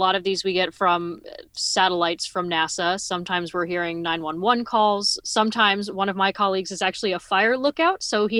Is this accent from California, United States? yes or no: yes; California, United States; growing up, I grew up near the Santa Monica Mountains. It's a very flammable part of Los Angeles County.